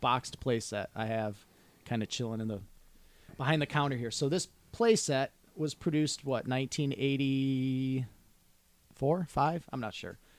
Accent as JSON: {"language": "English", "town": "Detroit", "region": "Michigan", "country": "United States", "tie": "born or raised there", "said": "growing up in Southwest Detroit"}